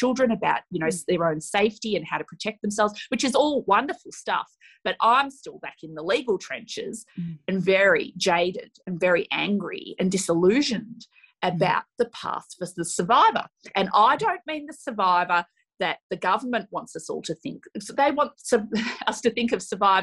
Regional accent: Australia

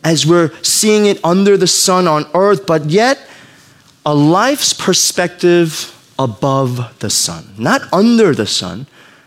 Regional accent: New York, United States; I grew up in New York

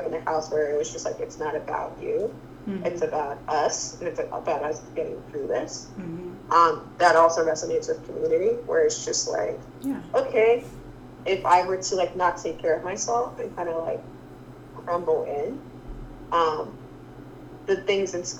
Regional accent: United States; growing up in the States, growing up in a westernized country

